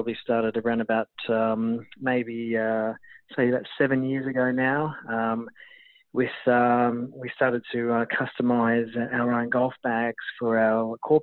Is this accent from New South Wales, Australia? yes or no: no; Gold Coast, Queensland, Australia; I'm from the Gold Coast